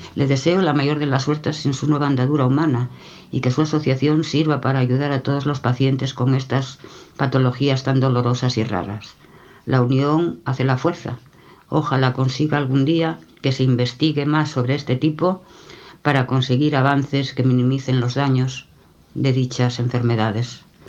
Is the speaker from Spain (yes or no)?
yes; Spain; soy española